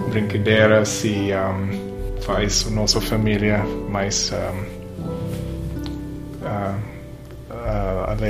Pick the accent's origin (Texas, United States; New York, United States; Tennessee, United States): Texas, United States; Portuguese is a second language; moved away; eu nasci no Texas e um, comecei aprendendo espanhol quando eu tinha 11 anos.